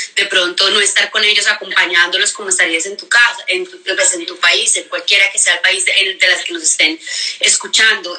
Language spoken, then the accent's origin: Spanish; Cali, Valle del Cauca, Colombia; moved away as an adult; yo soy súper caleña, soy colombiana, caleña